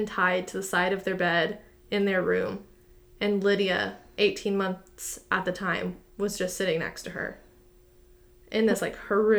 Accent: Texas, United States; this Texan girl

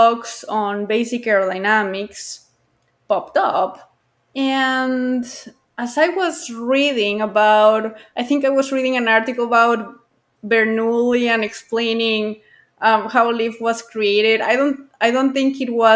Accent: Guadalajara, Jalisco, Mexico; I grew up near the International Airport of Guadalajara

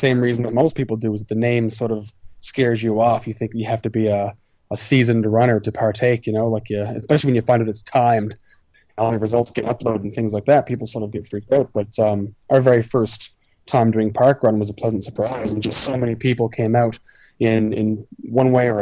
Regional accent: Halifax, Nova Scotia, Canada; now in Australia; I'm from Halifax, Nova Scotia

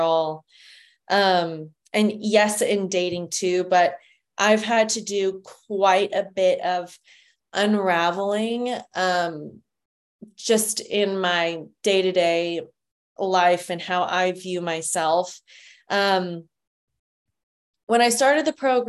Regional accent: San Antonio, Texas, United States; now in Austin, United States; I am originally from San Antonio, Texas

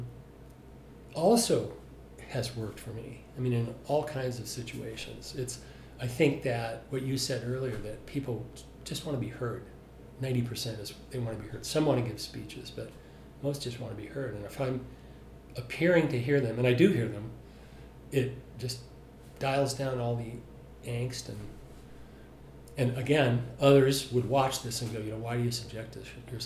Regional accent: Salt Lake City, Utah, United States; I'm from Salt Lake City

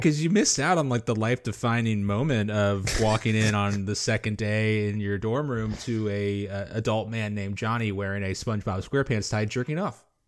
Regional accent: Florida, United States; moved away; called to return to my home state

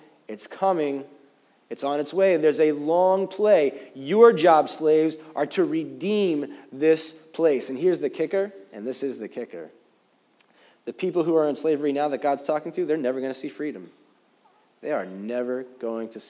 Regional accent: United States; now in New York, United States; As American Christians

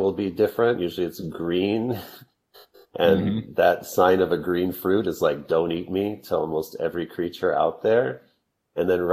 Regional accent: Texas, United States; I grew up in Texas

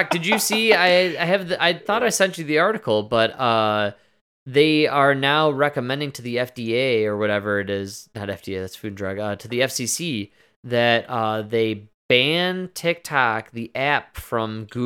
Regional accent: Chicago, Illinois, United States; We're so from Chicago, which is I'm sure it's Wachowski, but in Chicago, they would definitely be called the Wachowski brothers.

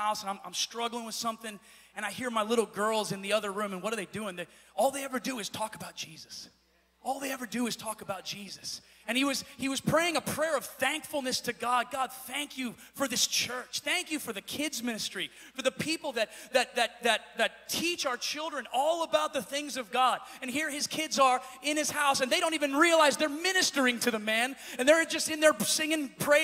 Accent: Pennsylvania, United States; moved away as an adult; now in California, United States; I'm from Pennsylvania. My wife and I have only lived out here for about 7 or 8 years now.

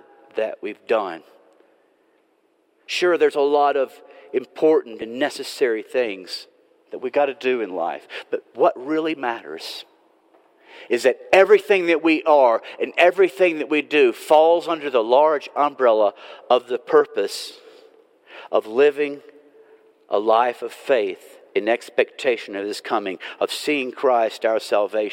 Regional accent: Nashville, Tennessee, United States; I'm from Nashville.

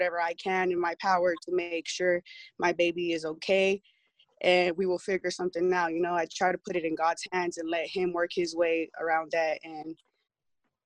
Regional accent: Pomona, California, United States; I'm from Pomona

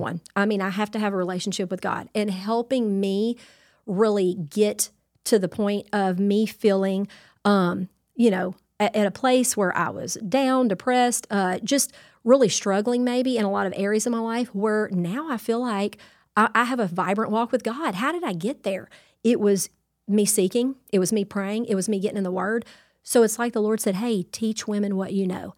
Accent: Louisiana, United States; I'm Cajun through and through

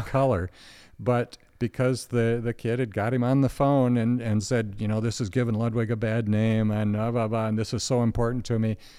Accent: Alma, Michigan, United States; Alma's dead center. I was born and raised there, and except for four years going away to college, lived there all my life

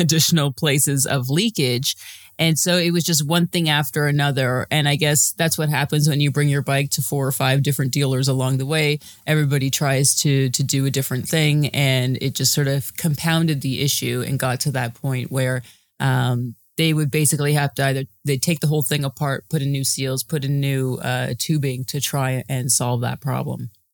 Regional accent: Toronto, Ontario, Canada; I'm from Toronto

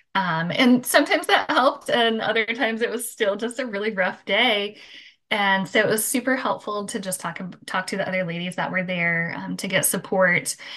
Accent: Michigan, United States; now in Florida, United States; I live in Florida now. I grew up in Michigan

